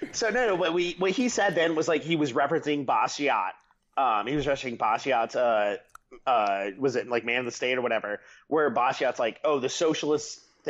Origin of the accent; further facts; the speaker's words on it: Iowa, United States; moved away; I'm from Iowa